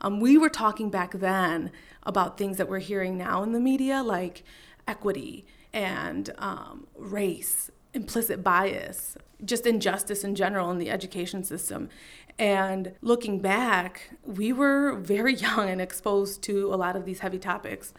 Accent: Waukegan, Illinois, United States; also born or lived in Chicago, Illinois; we moved to Waukegan, and that's where I went to some elementary and then middle school and high school

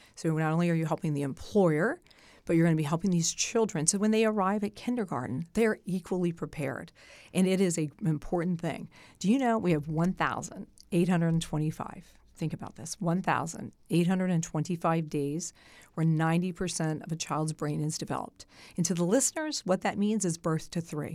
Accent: Sussex County, Delaware, United States; I was raised in Sussex.

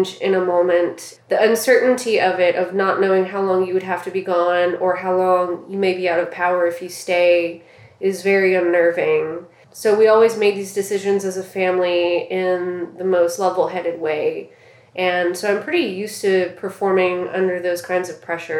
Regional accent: Southwest Louisiana, United States; Growing up in Southwest Louisiana, just 30 minutes from the coast

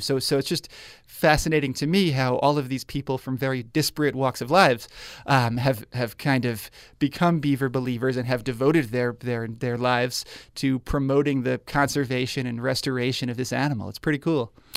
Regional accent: New York, United States; moved away as an adult; now in Spokane, United States; I grew up in New York

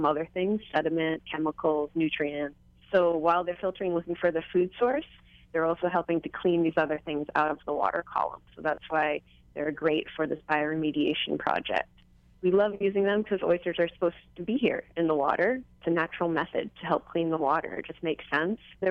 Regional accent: East Coast, United States; now in Hawaii, United States; I'm originally from the East Coast myself, our water is dark and cold

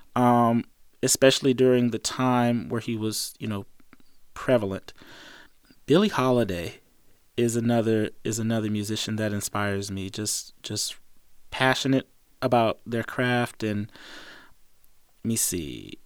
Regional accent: East Coast, United States; growing up on the East Coast

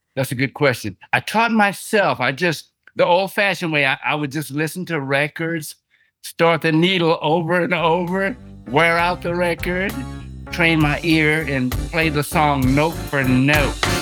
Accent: San Antonio, Texas, United States; also born or lived in Houston, Texas; I'm from Texas, San Antonio, Texas, and then I transitioned to Houston

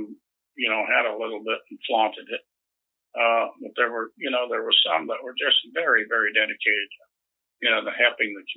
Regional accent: Tennessee, United States; moved away as an adult; also born or lived in Chicago, Illinois; now in Huntsville, United States; I was from the South and was considered to be, a backwards hillbilly

